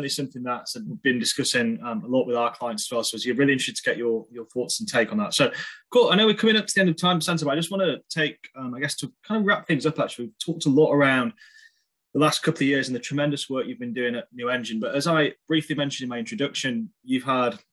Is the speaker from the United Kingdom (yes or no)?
yes; United Kingdom; I'm obviously British